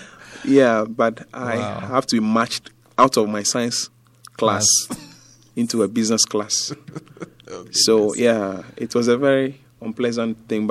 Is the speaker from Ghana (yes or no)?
yes; Ghana; also born or lived in Accra; I grew up... in Dungua.